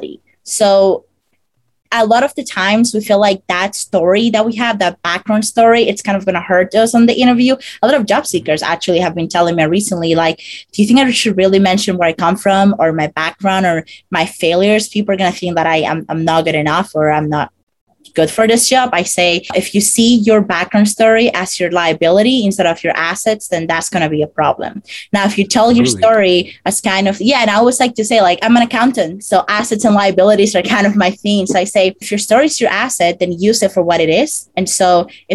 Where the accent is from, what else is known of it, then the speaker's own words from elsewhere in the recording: Dominican Republic; English is a second language; moved away as an adult; now in United States; I come from the Dominican Republic, and I came to the US 5 years ago